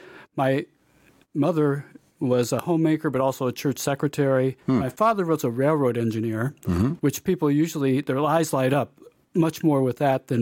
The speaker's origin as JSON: {"language": "English", "town": "Aurora", "region": "Illinois", "country": "United States", "tie": "born or raised there", "moved": "yes", "said": "I am from Illinois. I grew up in Aurora, Illinois, which is outside of Chicago, really had a pretty typical kind of 60s childhood"}